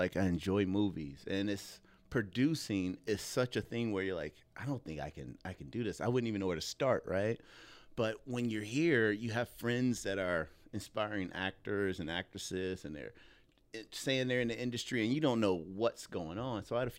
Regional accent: Joliet, Illinois, United States; So it's actually south of Chicago, but no one knows Joliet. But growing up there is equivalently to being in the South Side. I mean, it's majority black, you know, and things like that.

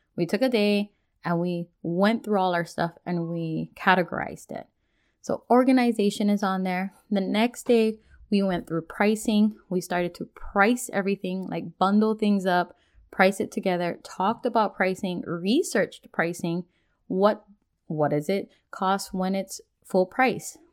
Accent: Hawaii, United States; now in Washington, United States; Being born and raised in Hawaii

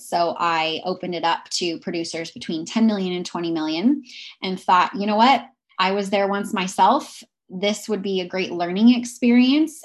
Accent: Pacific Northwest, United States; I am originally from the Pacific Northwest

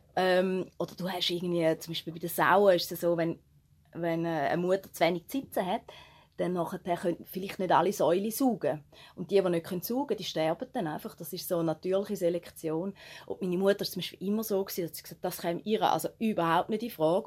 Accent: Switzerland; eigentlich sind wir Schweizer

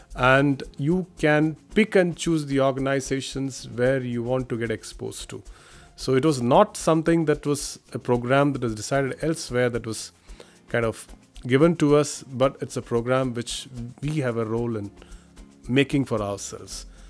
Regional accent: India; moved away as an adult; now in Washington, United States; I am an Indian Police Service officer

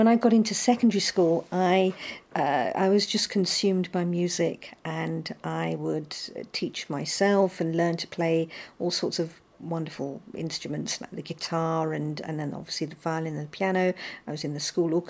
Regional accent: London, United Kingdom; I was born and brought up in London, in Southwest London.

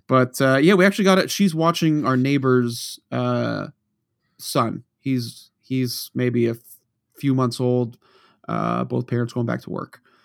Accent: Norton, Massachusetts, United States; moved away; you and I grew up in Norton, Mass, where we were the only town that wouldn't cancel snow

